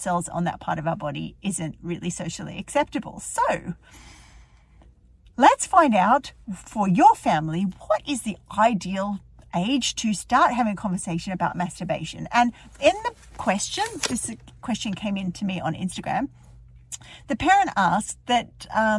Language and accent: English; Melbourne, Victoria, Australia; moved away as an adult; now in Dublin, Ireland; I live in Ireland, in Dublin, but I'm from Melbourne originally.